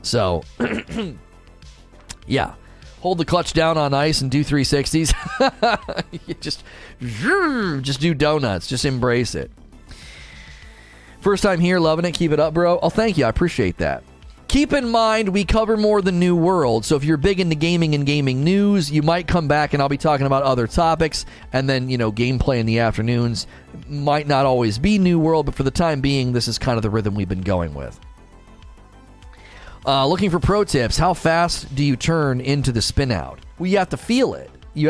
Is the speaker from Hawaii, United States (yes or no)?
no; Canton, Ohio, United States; moved away; I grew up in Ohio with the lake effect snow, moved to Texas. They have no clue how to drive in the snow. Oh, you did? I grew up in Canton, Ohio.